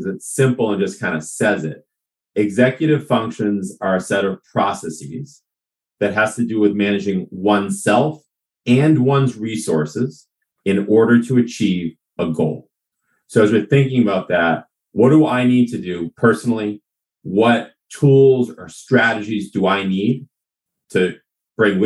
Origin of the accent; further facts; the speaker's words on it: Newton, Massachusetts, United States; also born or lived in New York City; I'm originally from Newton, Massachusetts